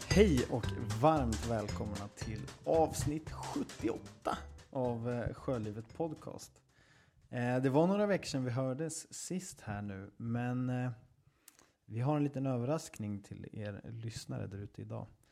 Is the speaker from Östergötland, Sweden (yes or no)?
yes; Östergötland, Sweden; accent: Östgötska; den här östgötskan som jag har